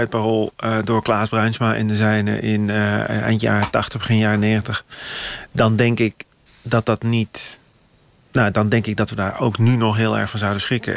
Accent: North Brabant, Netherlands; ik kom uit Brabant

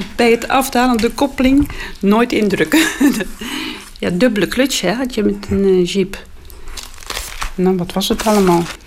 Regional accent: Netherlands; als Nederlander

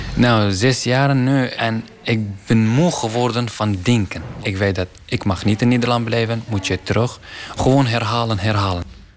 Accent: Iraqi Kurdistan, Kurdistan Region, Iraq; Dutch is a second language; now in Ter Apel, Netherlands; Ik ben uh, eh, …, Irakese afkomst

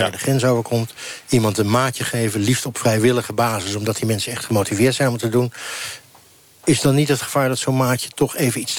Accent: Syria; Dutch is a second language; now in Netherlands; En ik kom dan uit Syrië in 2013. Dan, dan, en, ik, moet inburgen, dan weet ik nog niet wie, waar, waar de goede en waar de slechte zitten.

